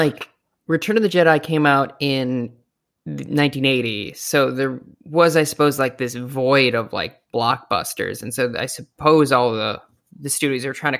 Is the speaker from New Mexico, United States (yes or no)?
no; Rochester, Minnesota, United States; I'm from Rochester.